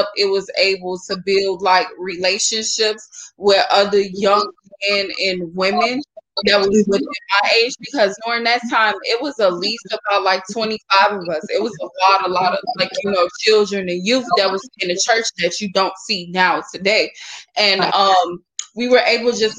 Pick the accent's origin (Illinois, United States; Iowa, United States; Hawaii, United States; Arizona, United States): Illinois, United States; Chicago; I was born and raised like in Starlight St. James Missionary Baptist Church on the south side of Chicago.